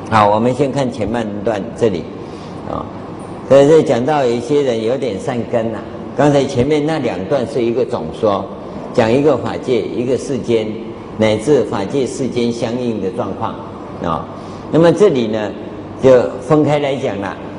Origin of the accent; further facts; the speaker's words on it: Taiwan; 啊，我们台湾话叫夸夸钟啊